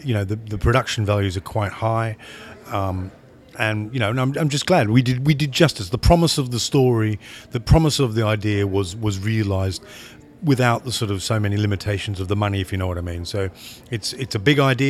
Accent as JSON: {"language": "English", "country": "Australia", "moved": "yes", "lives_now": "England", "said": "I'm from Australia, I live in England"}